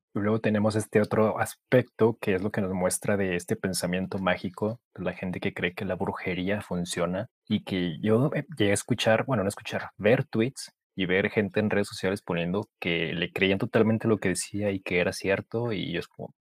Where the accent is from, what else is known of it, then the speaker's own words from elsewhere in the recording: Mexico; como mexicanos siempre le vamos a correr a la autoridad